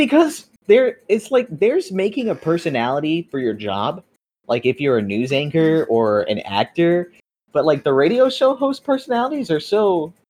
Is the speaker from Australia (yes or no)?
no; Opelousas, Louisiana, United States; born there; now in San Antonio, United States; Yeah, I was born in Opelousas, Louisiana. Don't ask me to spell it. It's been 18 years, and I still don't fucking know.